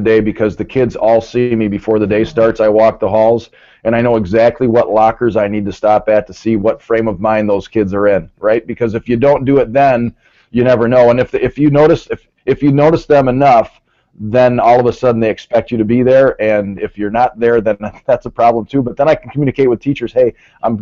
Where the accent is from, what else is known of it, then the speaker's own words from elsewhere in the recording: Merton, Wisconsin, United States; I'm from Merton, Wisconsin